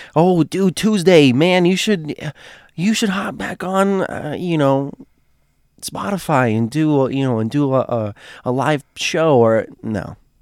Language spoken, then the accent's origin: English; Florida, United States; I grew up in Florida